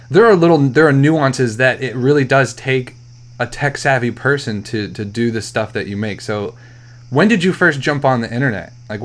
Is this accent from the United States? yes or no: yes; Vermont, United States; I was born in Vermont.